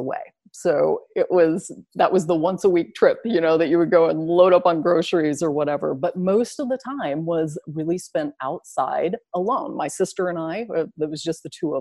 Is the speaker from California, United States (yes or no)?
no; Southern Illinois, United States; I grew up in Southern Illinois, which is about 6 hours south of Chicago